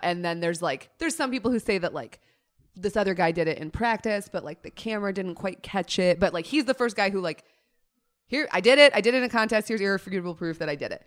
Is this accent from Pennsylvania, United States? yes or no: no; Colorado, United States; growing up in Colorado around Broncos culture